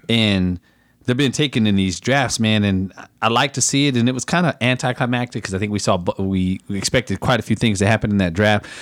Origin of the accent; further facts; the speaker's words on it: Converse, Texas, United States; from my hometown, Converse, um, Texas